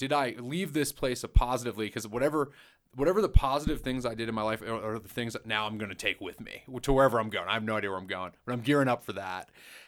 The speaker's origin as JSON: {"language": "English", "region": "North Carolina", "country": "United States", "tie": "born or raised there", "also_born_or_lived": "New York City, United States", "said": "North Carolina. But I was born in New York, New York City."}